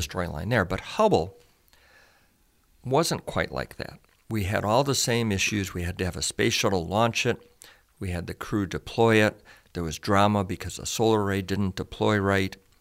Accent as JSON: {"language": "English", "town": "Chicago", "region": "Illinois", "country": "United States", "tie": "born or raised there", "also_born_or_lived": "Pasadena", "moved": "as an adult", "said": "I grew up in Chicago"}